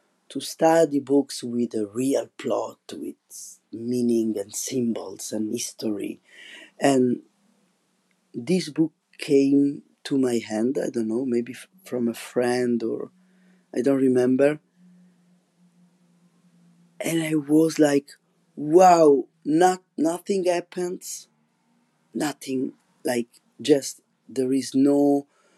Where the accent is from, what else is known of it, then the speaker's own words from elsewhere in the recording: Rome, Lazio, Italy; English is a second language; moved away as an adult; now in La Rochelle, France; Rome, which it's my hometown